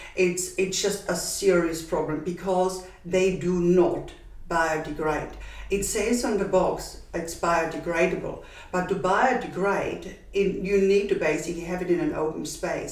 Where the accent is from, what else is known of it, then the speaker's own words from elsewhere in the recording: Austria; accent: Austrian; moved away as an adult; now in Perth, Australia; my accent is Austrian and I'm originally from Austria